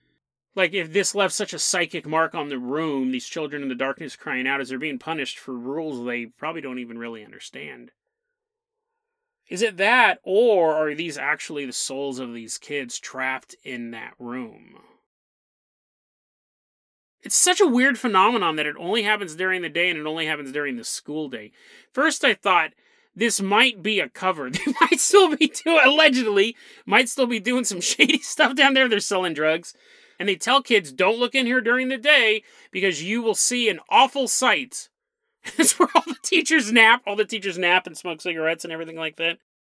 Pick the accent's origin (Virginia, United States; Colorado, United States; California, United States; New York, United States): California, United States; Riverside; Banning is a city in Riverside County, California, where I grew up in Riverside. I spent a lot of my life down there.